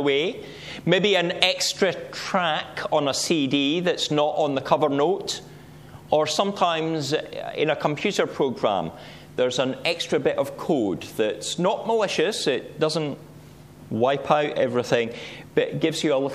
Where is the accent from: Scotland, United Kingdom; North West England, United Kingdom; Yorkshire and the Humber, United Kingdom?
Scotland, United Kingdom; Scottish Borders; Where I grew up in the Scottish Borders, we had a dye works that used to dye wool.